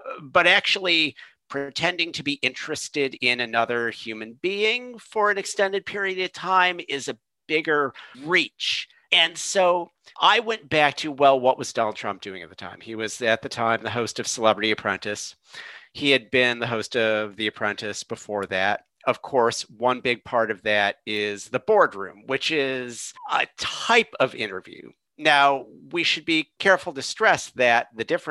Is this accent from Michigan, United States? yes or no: yes; Michigan, United States; I am from Michigan